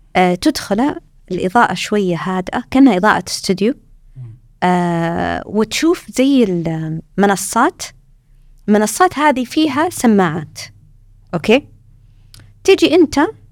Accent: Saudi Arabia; moved away as an adult; now in Australia; إحنا عندنا في السعودية

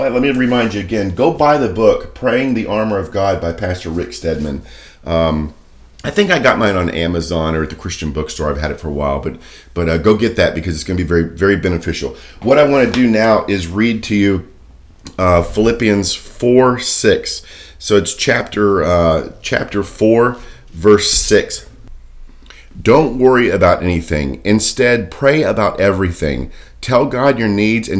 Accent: Daytona Beach, Florida, United States; I grew up in Daytona Beach

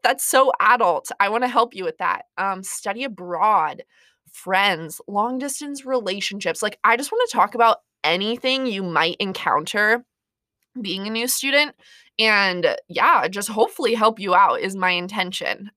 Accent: Montana / South Dakota, United States; I am from Montana slash South Dakota

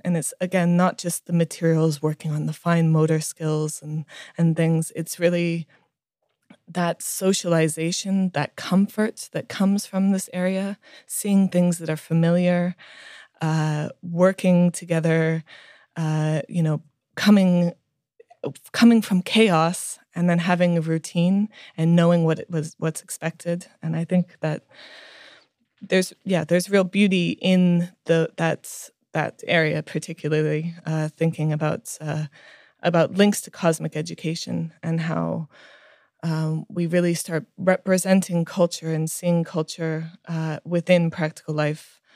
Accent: India; so I was born and raised in India uh, to very hippie parents who believed in uh, in really um, showing us the world

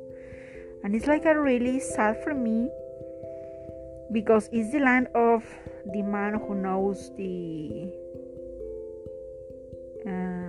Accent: Peru; now in India

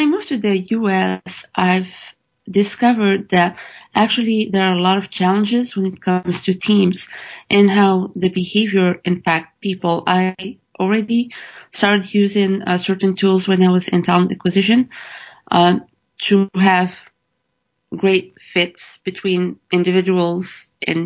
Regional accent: Morocco; moved away as an adult; now in United States; I've been born and raised in Morocco

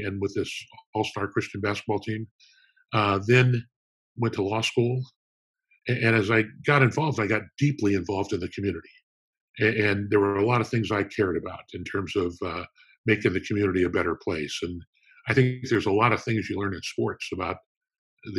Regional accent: Downey, California, United States; I was born in Downey, California, which is kind of a suburb of Los Angeles

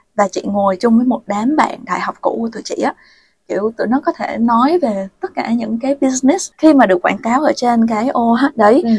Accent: Vietnam; first language Vietnamese; moved away as an adult; also born or lived in Finland / Thailand; Việt Nam nói gì thì nói nó vẫn là một cái nước mà mình có thể sử dụng được tiếng mẹ đẻ của mình

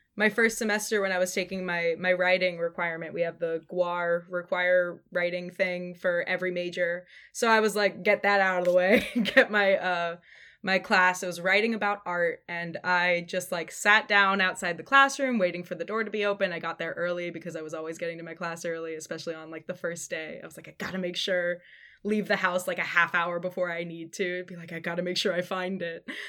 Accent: Sonoma County, California, United States; born or raised there; moved away as an adult; also born or lived in San Francisco

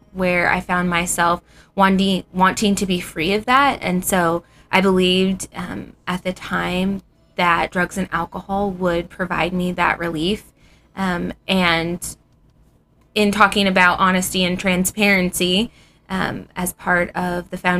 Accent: Ohio, United States; moved away as an adult; now in Phoenix, United States; I had just recently moved out to Arizona from Ohio

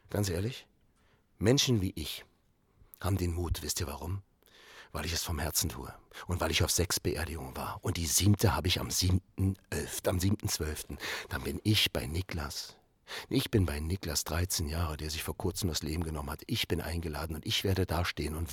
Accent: Berlin, Germany; Ich komme aus Berlin, Neukölln.

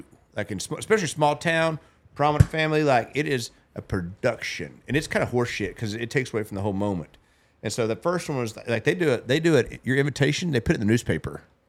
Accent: the South, United States; like, we're from the South, I guess, kind of.

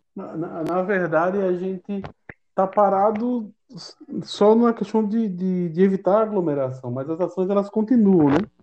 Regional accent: Campina Grande, Paraíba, Brazil; a minha comunidade, onde eu nasci, onde eu me criei

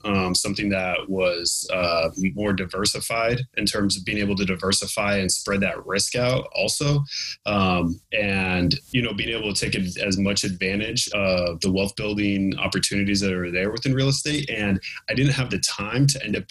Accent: California, United States; my home state of California

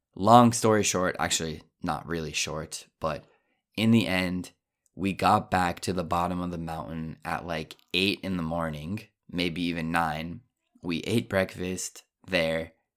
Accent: Colorado, United States; also born or lived in Japan; I'm from Colorado. I'm used to the high elevation

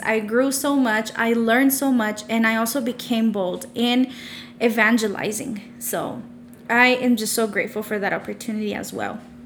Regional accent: Odessa, Texas, United States; I was born and raised in Odessa, Texas, and I'm still currently living here

